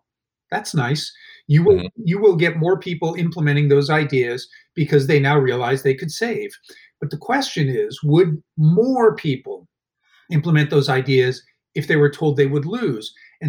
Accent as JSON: {"language": "English", "town": "Honolulu", "region": "Hawaii", "country": "United States", "tie": "born there", "said": "interesting fact, I was born in Honolulu, Hawaii, because he was stationed in Hawaii for part of that time."}